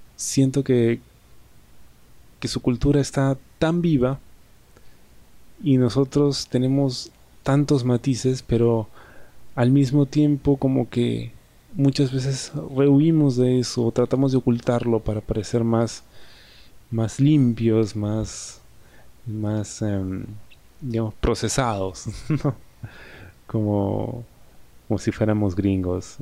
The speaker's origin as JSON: {"language": "Spanish", "country": "Peru", "said": "soy de acá, soy de Perú"}